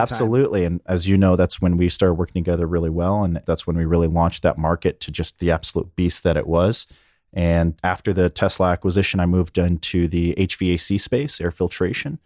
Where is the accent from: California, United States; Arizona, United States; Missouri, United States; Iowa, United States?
California, United States; Berkeley; also born or lived in Alamo, California; I was born in Northern California in Berkeley